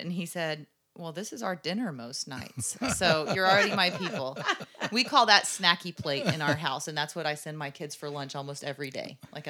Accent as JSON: {"language": "English", "town": "Richardson", "region": "Texas", "country": "United States", "tie": "born or raised there", "said": "I grew up right here in Richardson."}